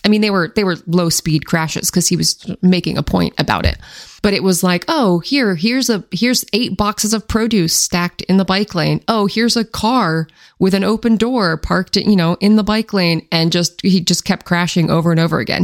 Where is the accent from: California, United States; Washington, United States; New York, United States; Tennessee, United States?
Washington, United States; I grew up in Washington State